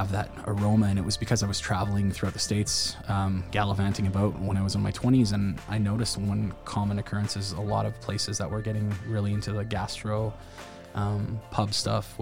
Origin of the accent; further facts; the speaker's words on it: Wainwright, Alberta, Canada; I grew up in Wainwright